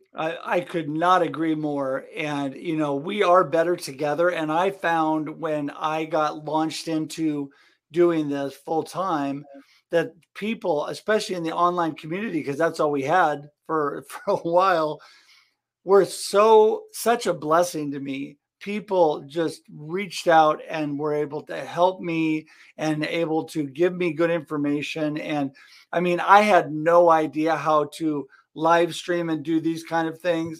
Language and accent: English; Oregon, United States; I come from Oregon